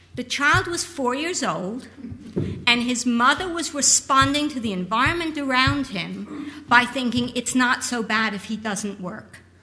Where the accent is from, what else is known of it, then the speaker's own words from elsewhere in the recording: United States; I'm American, but my, my grandparents are English